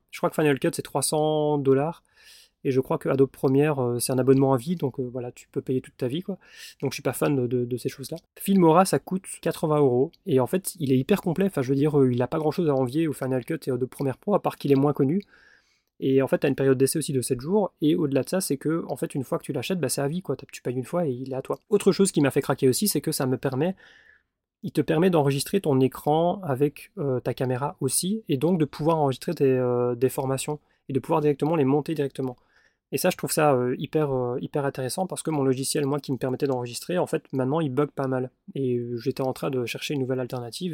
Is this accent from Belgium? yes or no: yes; Belgium; je suis en Belgique, je suis belge